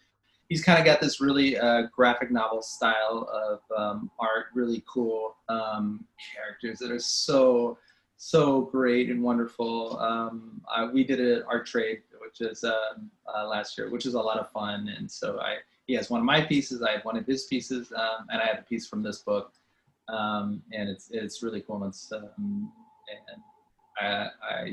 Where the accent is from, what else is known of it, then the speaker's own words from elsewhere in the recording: California, United States; moved away; I'm originally from California